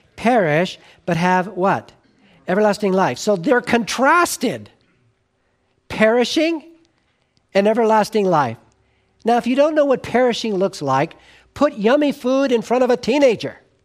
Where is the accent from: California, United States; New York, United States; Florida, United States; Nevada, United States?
California, United States; Southern; when I was, uh, growing up in Southern California